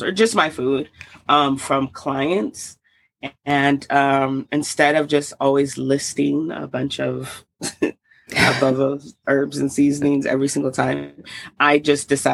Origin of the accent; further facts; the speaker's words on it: Salt Lake City, Utah, United States; also born or lived in Oakland, California / Georgia; now in Denver, United States; I was born in Oakland, California, raised in Salt Lake City, Utah, and then moved to Georgia. And then now I'm here back in Denver. But I grew up mostly in Utah